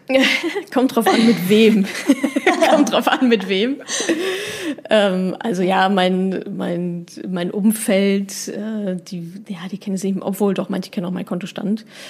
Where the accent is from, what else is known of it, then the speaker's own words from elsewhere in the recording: Dortmund, North Rhine-Westphalia, Germany; ich komme ja aus Dortmund